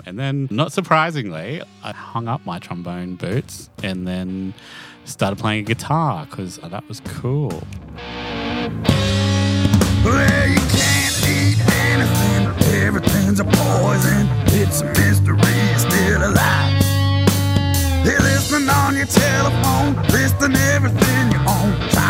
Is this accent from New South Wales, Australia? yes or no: no; Toowoomba, Queensland, Australia; I grew up in Toowoomba and that's where I come from.